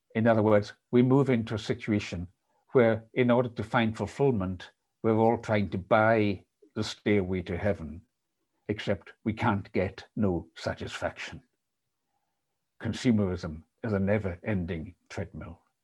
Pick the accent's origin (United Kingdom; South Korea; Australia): United Kingdom; Isle of Lewis, Scotland; the Isle of Lewis, which is where I was raised